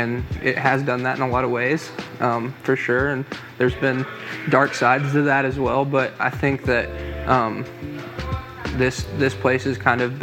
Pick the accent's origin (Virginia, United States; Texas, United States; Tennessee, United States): Tennessee, United States; Maryville; I'm from Maryville, Tennessee, born and raised, and have grown up in this community